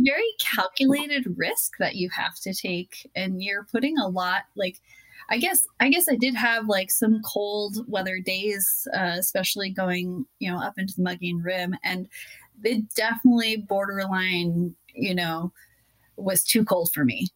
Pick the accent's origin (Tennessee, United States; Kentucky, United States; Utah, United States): Utah, United States; my home state of Utah